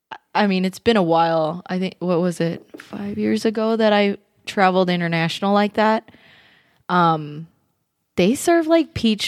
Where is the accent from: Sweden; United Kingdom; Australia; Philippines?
Philippines; like, because they know the difference between, I'm Filipino.